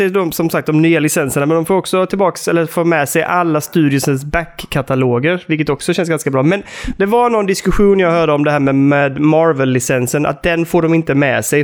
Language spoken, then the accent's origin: Swedish; Sweden; som svensk på något sätt ändå.